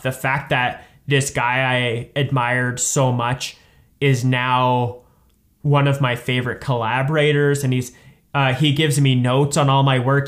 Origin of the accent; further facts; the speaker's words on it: Saskatoon, Saskatchewan, Canada; I'm from Saskatoon